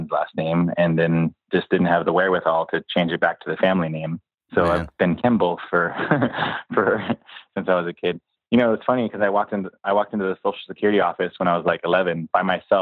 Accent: Escondido, California, United States; also born or lived in San Diego, California; We moved up to Escondido in North County

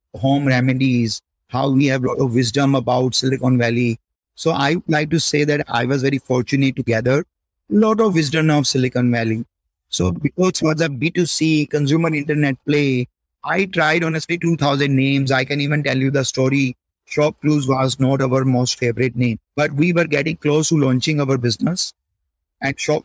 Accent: Chandigarh, India; Born and raised in Chandigarh, happy family

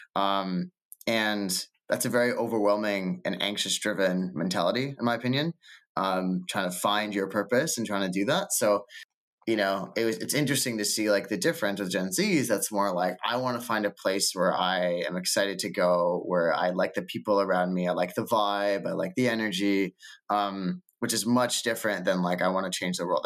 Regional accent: Canada; also born or lived in Toronto / Lisbon / New York; as a Canadian

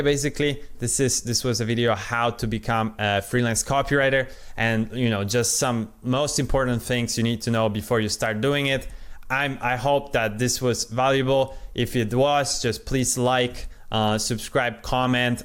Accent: Poland; first language Polish; English is a second language; I'm Polish, I'm not uh, at all native speaker. Uh, my original uh, language is Polish

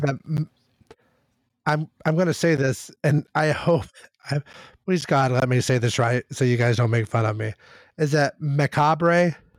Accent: Kentucky, United States; we are from Kentucky

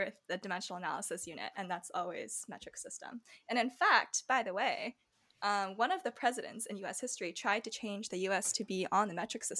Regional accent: United States

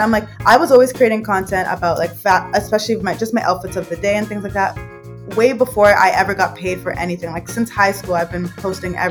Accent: Mississauga, Ontario, Canada; also born or lived in London, England / Thailand; I was was raised here. I was born in England. So I was born in London, England. And then when I was four years old, my parents moved here to Canada and I've been living here ever since

